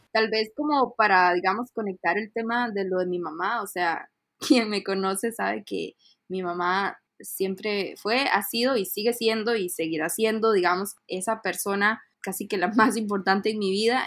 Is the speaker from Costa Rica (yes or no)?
yes; Costa Rica; moved away as an adult; also born or lived in Panama; soy de Costa Rica